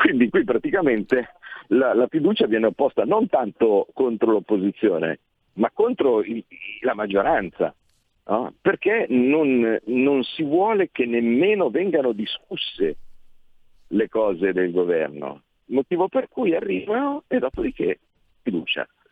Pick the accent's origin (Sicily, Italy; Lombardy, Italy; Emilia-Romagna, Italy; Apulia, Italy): Lombardy, Italy; Como; vengo da Como